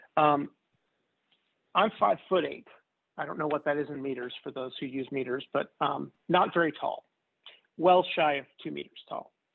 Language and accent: English; outside Philadelphia, New Jersey, United States; also born or lived in Kansas City, Missouri / Chicago, Illinois; now in Louisville, United States; I grew up outside Philadelphia in the U.S. in New Jersey